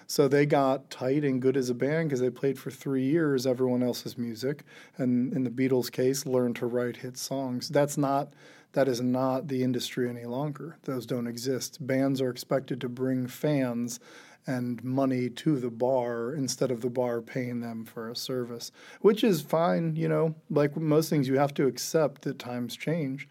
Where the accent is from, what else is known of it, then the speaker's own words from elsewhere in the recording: Geauga County, Ohio, United States; growing up in rural Ohio, uh, in Geauga County